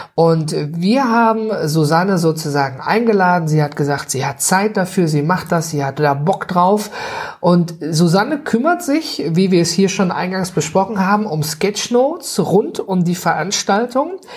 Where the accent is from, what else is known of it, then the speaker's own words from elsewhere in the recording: North Rhine-Westphalia, Germany; ich komme her äh, aus dem Nordrhein-Westfalen